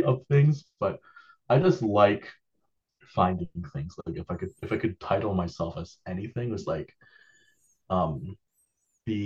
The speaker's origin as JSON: {"language": "English", "town": "Toronto", "region": "Ontario", "country": "Canada", "tie": "born or raised there", "moved": "as an adult", "said": "when I was a kid, so I grew up in Toronto. I moved here about 10 years ago."}